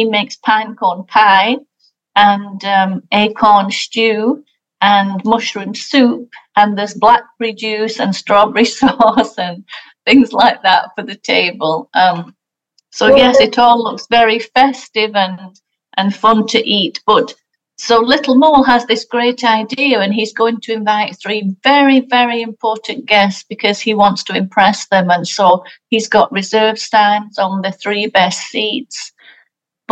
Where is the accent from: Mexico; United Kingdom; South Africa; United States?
United Kingdom; England; moved away; I'm from England, and so we don't celebrate Thanksgiving in England